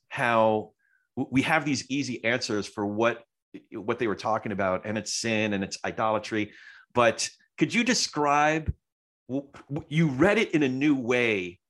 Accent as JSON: {"language": "English", "region": "New Jersey", "country": "United States", "said": "I'm a Jew from Jersey, so, like, some of that Jersey comes out."}